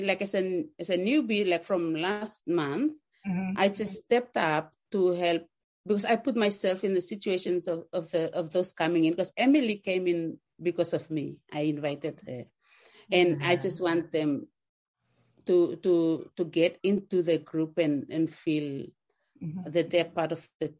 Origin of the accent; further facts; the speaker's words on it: Papua New Guinea; now in Australia; I'm coming in from Australia. I'm Papua New Guinea by origin.